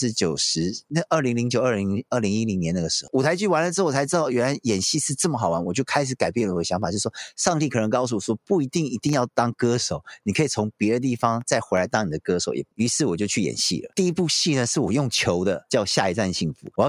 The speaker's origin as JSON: {"language": "Chinese", "country": "South Korea", "second_language": "Chinese", "said": "我在韩国，因为我是韩国人，所以我做的话，其实女生就过来聊天了"}